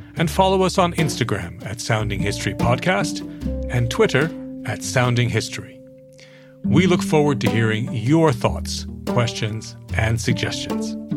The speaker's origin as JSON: {"language": "English", "town": "Stony Brook", "region": "New York", "country": "United States", "tie": "born or raised there", "moved": "yes", "lives_now": "United Kingdom", "said": "William Sidney Mount is the hometown painter of where I grew up on Long Island"}